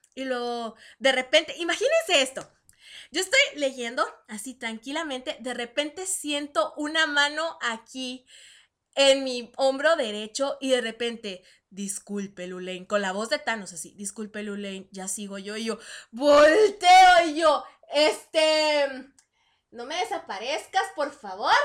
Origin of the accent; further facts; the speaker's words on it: Chihuahua, Mexico; moved away as an adult; yo soy de Chihuahua, este, ciudad, ciudad capital